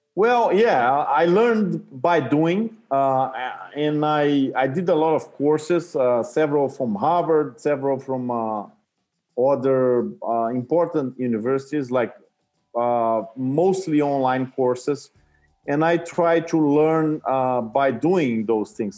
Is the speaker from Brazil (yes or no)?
yes; Brazil; moved away; I came from Brazil and I speak Portuguese